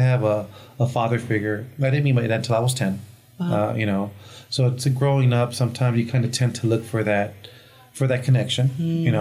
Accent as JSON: {"language": "English", "town": "Pasadena", "region": "California", "country": "United States", "tie": "born or raised there", "first_language": "Spanish", "second_language": "English", "said": "Cali kid, grew up in Pasadena"}